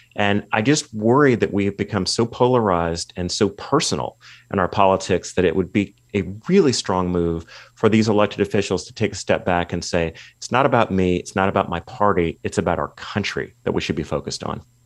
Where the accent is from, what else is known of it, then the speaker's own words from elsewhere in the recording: California, United States; my home state of California